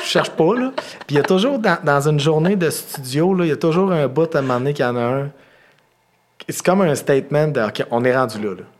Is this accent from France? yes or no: no; Quebec, Canada; on vient du Québec